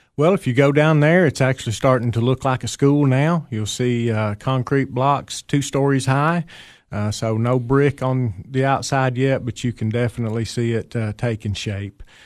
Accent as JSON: {"language": "English", "area": "Fentress County", "region": "Tennessee", "country": "United States", "tie": "born or raised there", "also_born_or_lived": "Putnam County, Tennessee", "moved": "as an adult", "said": "I grew up in Fentress County, uh, graduated from Clark Range High School many, many years ago"}